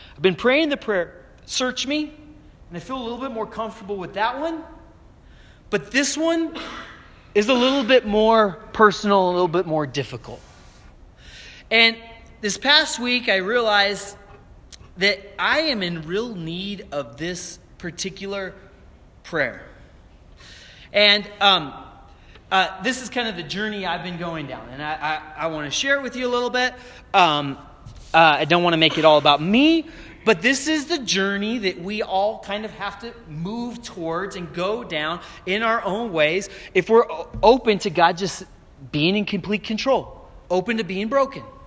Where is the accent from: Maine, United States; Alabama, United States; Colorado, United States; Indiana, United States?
Colorado, United States; Aurora; moved away as an adult; also born or lived in Florida; coming back to where I grew up here in Aurora